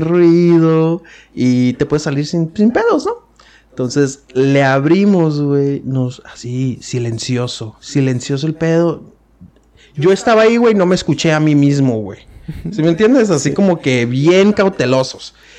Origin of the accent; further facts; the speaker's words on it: Mexico; como buen hijo mexicano